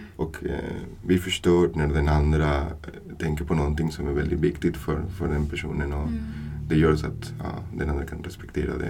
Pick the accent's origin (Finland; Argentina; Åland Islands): Argentina; Buenos Aires; Swedish is a second language; moved away as an adult; now in Sweden; Jag är från Argentina, mm. från Buenos Aires, Argentina. Mm. Och har kommit eh, till Sverige, har flyttat till Sverige 2011 mm. som, som vuxen.